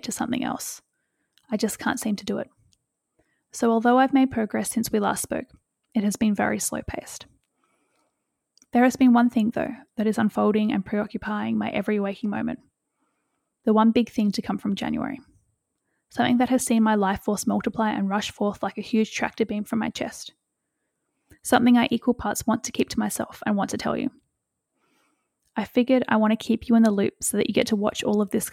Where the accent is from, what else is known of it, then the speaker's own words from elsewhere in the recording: Western Australia, Australia; moved away; my hometown in Western Australia